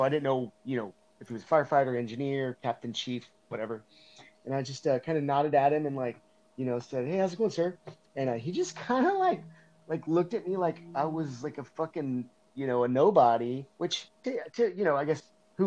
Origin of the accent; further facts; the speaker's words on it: Northern Kentucky, United States; moved away; I grew up in Northern Kentucky, which is right across the river from Cincinnati, Ohio